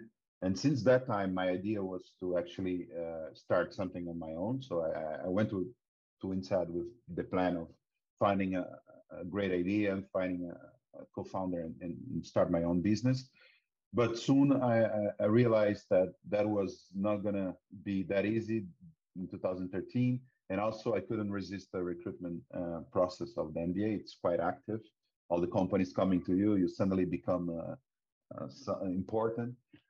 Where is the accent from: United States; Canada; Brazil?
Brazil; As you can notice from my accent, I'm Brazilian. Although I've been most of my life abroad as well, I'm a computer engineer.